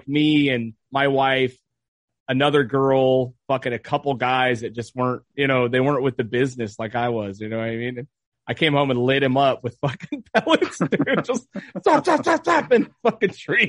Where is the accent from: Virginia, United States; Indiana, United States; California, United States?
California, United States; Ventura; Montalvo is not the most dangerous fucking neighborhood